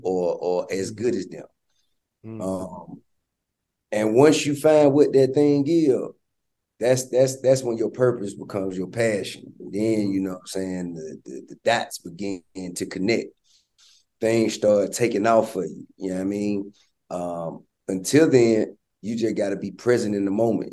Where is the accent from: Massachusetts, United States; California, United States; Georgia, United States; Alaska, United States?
Georgia, United States; Atlanta; I'm from Bankhead, and you know my my grandmama and all my family have been based there all my life.